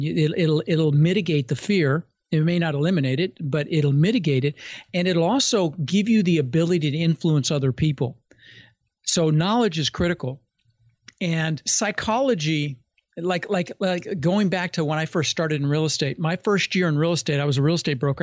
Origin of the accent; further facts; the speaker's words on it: Denver, Colorado, United States; moved away as an adult; also born or lived in Netherlands; now in Florida, United States; I immigrated when I was six from Holland, and ended up in Denver